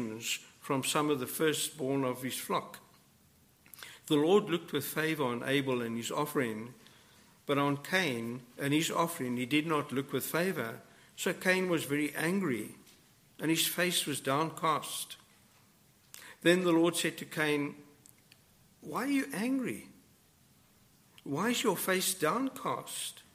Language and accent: English; South Africa; moved away; I come from South Africa